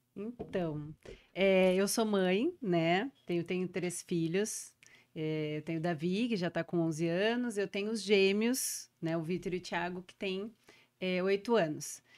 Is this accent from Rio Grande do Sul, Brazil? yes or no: yes; Porto Alegre, Rio Grande do Sul, Brazil; also born or lived in São Paulo; A gente é do Rio Grande do Sul, eu sou de Porto Alegre